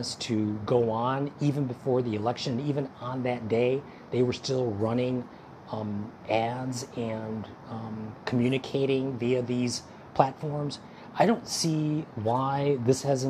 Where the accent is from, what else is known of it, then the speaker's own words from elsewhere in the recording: United States; As an American